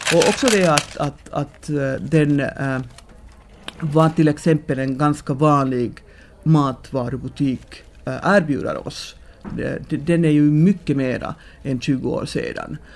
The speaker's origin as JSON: {"language": "Swedish", "country": "Finland", "said": "vi som finländare"}